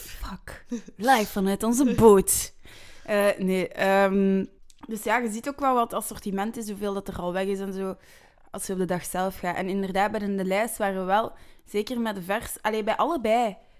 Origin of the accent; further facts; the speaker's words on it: Flanders, Belgium; we zijn Vlamingen.